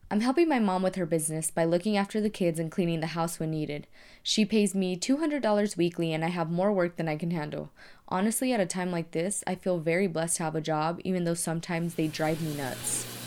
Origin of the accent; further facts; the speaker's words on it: Tucson, Arizona, United States; I'm from Tucson, Arizona